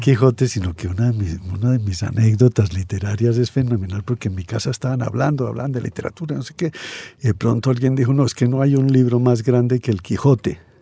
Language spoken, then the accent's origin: Spanish; Colombia; also born or lived in Barcelona, Spain; Nací en Barcelona en 1940